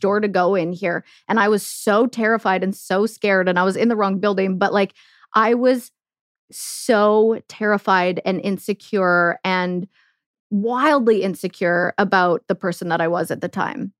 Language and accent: English; Canada; moved away as an adult; also born or lived in Germany; living the dream as a Canadian